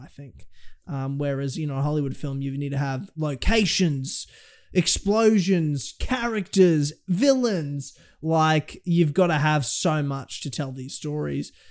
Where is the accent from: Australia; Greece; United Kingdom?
Australia; as an Australian